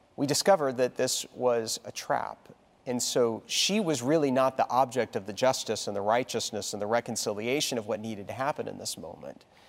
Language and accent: English; Texas, United States; moved away; I only remember one snowfall really significantly as a child growing up in Texas.